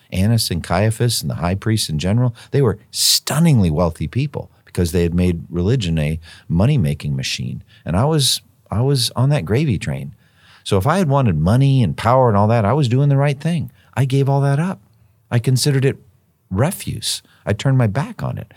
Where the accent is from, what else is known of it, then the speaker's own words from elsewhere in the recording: United States; as an American Christian